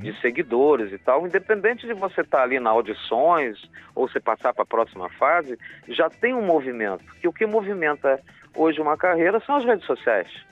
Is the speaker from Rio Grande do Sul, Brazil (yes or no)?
no; Curitiba, Paraná, Brazil; moved away; depois de 40 anos que eu saí daqui, né, da minha terra, né, da, da minha raiz